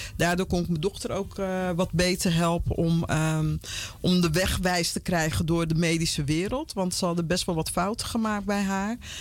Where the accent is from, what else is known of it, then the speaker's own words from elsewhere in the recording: Vlaardingen, South Holland, Netherlands; moved away as an adult; also born or lived in Paramaribo, Suriname / Utrecht / Amsterdam; now in Almere, Netherlands; ik, ben in eh, Rotterdam, Vlaardingen opgegroeid